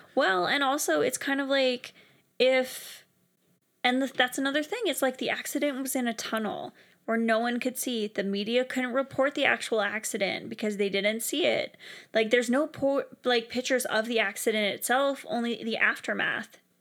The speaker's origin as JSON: {"language": "English", "country": "Canada", "said": "as a Canadian"}